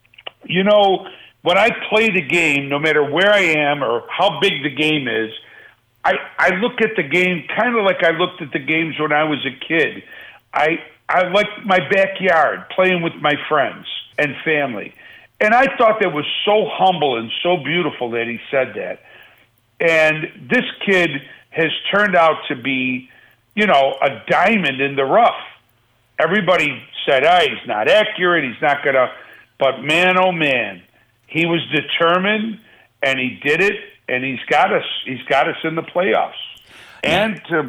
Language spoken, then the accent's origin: English; Buffalo, New York, United States; I love my hometown, man. I really do. And it'll always be, you know, back home to me. And for Buffalo to, after all these years, I mean, I lived there in the glory days of the Jim Kelly days